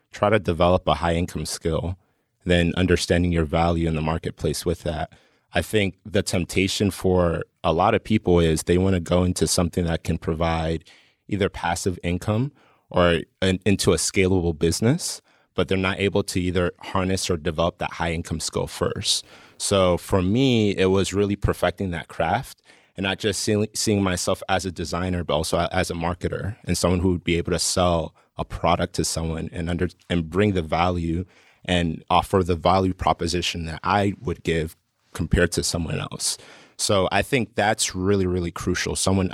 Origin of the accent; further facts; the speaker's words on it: Colombia; I'm from Colombia, but I had classmates that wanted like mix CDs, like burned for them.